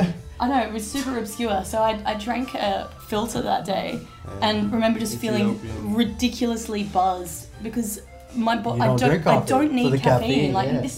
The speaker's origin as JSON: {"language": "English", "country": "Australia", "tie": "born or raised there", "also_born_or_lived": "France / Spain / England / Scotland", "moved": "as an adult", "lives_now": "Netherlands", "said": "he was born in Australia, and as was"}